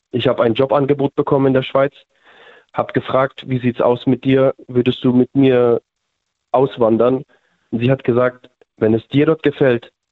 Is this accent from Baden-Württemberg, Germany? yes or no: yes; Mannheim, Baden-Württemberg, Germany; Wir sind, wir sind aus Mannheim, ja.